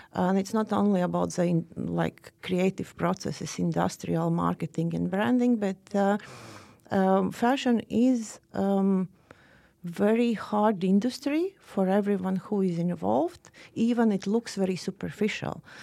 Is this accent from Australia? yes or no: no; Riga, Latvia; now in Oslo, Norway; I am from Riga